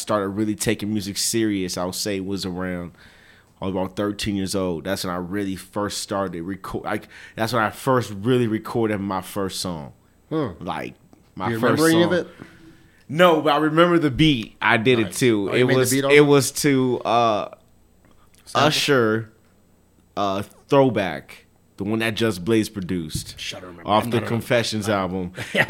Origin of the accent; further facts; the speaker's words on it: El Paso, Texas, United States; born there; Okay, so yeah, my background, born here in El Paso, Texas. My parents were in the military.